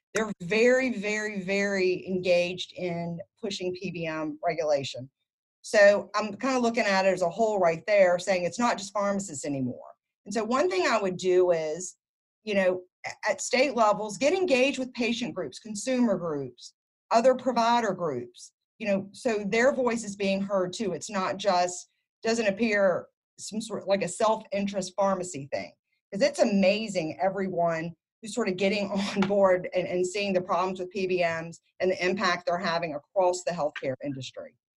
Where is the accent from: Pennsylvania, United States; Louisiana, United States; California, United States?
Louisiana, United States; moved away as an adult; I moved back to my home state of Louisiana